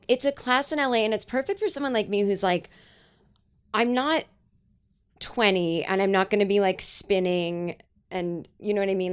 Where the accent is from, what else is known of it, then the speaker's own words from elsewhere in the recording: Boston suburbs, Massachusetts, United States; I grew up in Boston, like, uh, or in the suburbs of Massachusetts